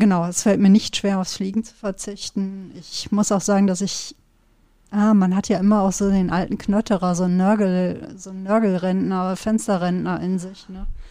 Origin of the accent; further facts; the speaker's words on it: Sauerland, North Rhine-Westphalia, Germany; ich komme ja aus dem Sauerland